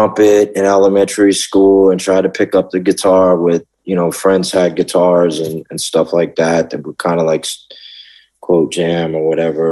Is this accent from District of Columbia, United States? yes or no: yes; Washington, District of Columbia, United States; accent: Southern; moved away; also born or lived in Memphis, Tennessee / Lubbock, Texas / Austin, Texas; I was raised in D.C.